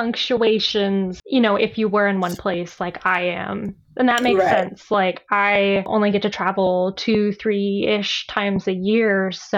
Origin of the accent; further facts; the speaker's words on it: Texas, United States; I'm a Texan. I'm in my 30s